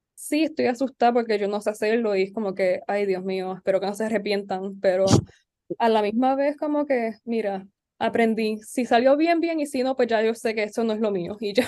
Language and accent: Spanish; San Juan, Puerto Rico; also born or lived in Barranquitas; yo nací en San Juan y me crié en San Juan, mi escuela fue acá